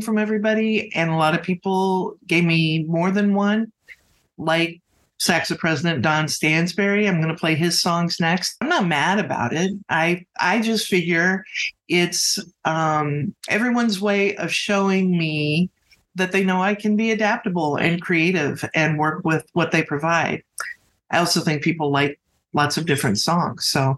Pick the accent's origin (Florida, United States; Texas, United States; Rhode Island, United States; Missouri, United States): Texas, United States; Also, I'm from Texas, so I love all things ….